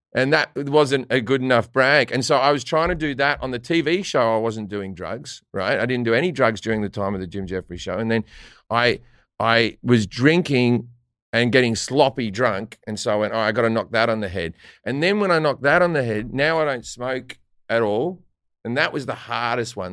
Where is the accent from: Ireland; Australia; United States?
Australia; an Australian